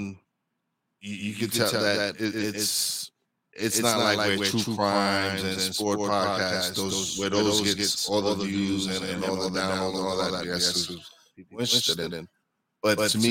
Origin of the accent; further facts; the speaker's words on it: New York City, New York, United States; I'm from East New York, Brooklyn